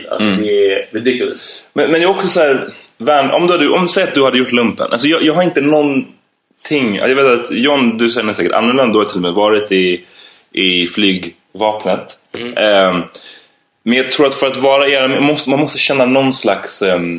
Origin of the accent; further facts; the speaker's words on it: Sweden; jag är, jag är ju svensk